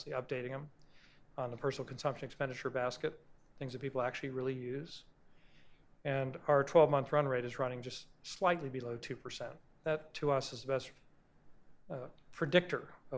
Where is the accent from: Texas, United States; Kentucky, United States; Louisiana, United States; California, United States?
Texas, United States; I'm a Texan